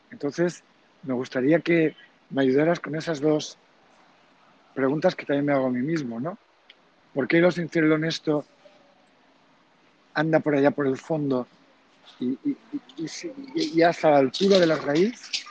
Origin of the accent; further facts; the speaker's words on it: Germany; Spanish is a second language; pero yo, con lo que yo soy alemán, me viene inmediatamente que la palabra que has dicho, honesto, Ehrlich o algo así, has dicho.